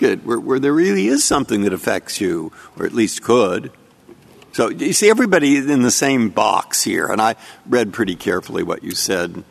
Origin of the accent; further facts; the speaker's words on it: San Francisco, California, United States; I'm from San Francisco